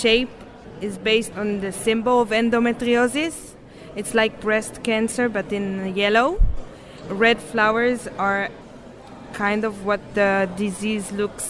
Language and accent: English; Jerusalem, Jerusalem District, Israel; I'm from Jerusalem